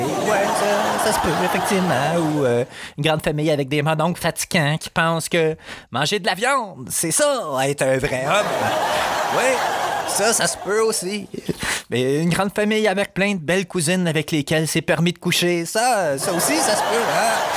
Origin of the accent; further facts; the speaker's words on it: Quebec, Canada; je suis un fier indépendantiste québécois